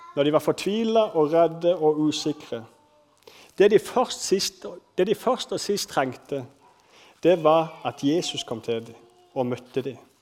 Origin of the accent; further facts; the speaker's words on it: Kristiansand, Agder, Norway; accent: Sørlandet dialect; Jeg vokste opp på en plass, Flekkerøya Kanskje dere hører litt på dialekt at jeg er fra Sørlandet. Jeg vokste opp på Flekkerøya